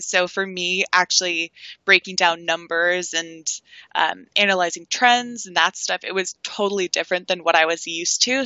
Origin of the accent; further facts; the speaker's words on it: Toronto, Ontario, Canada; I've grown up in my whole life Toronto, Canada